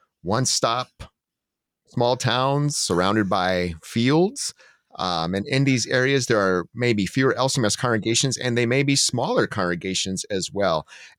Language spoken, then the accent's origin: English; Montana, United States; Well, besides the point that I grew up in Western Montana at the base of the Rocky Mountains, which was fantastic to wake up in essentially a national park every morning.